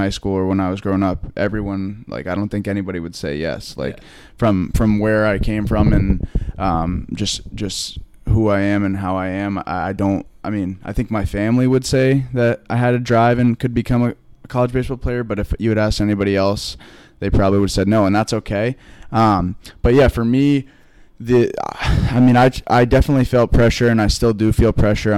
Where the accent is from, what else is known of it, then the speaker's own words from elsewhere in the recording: Vermont, United States; moved away as an adult; now in Boston, United States; I'm away from Vermont more. Yeah. Like back home, I live on a farm